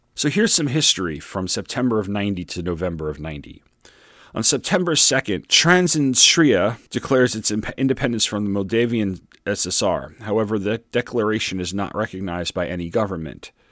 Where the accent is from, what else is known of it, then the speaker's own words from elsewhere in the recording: Long Island, New York, United States; I grew up on Long Island.